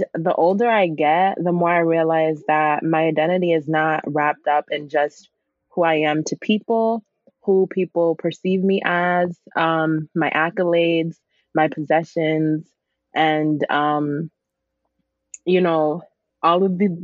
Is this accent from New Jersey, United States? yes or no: no; Grand Rapids, Michigan, United States; also born or lived in Lusaka, Zambia / Berrien Springs, Michigan; I came here when I was 3 years old